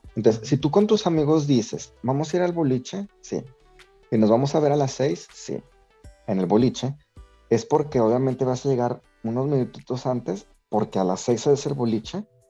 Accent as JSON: {"language": "Spanish", "country": "Mexico", "said": "nosotros tenemos muchas características como mexicanos de la cultura española"}